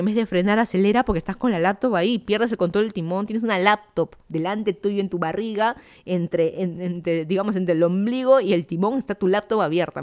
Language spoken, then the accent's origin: Spanish; Lima, Peru; moved away as an adult; also born or lived in Miami, United States / Fairfax County, Virginia, United States; now in Virginia, United States; yo soy de Lima, Perú. Me mudé a Estados Unidos hace tres años, más o menos.